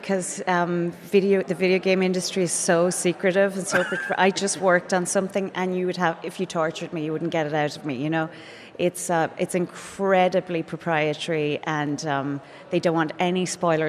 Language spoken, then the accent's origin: English; East Galway, Connacht, Ireland; that's where I grew up in East Galway